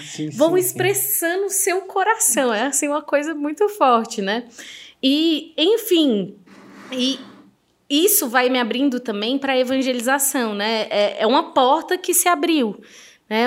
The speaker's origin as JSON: {"language": "Portuguese", "country": "Brazil", "tie": "born or raised there"}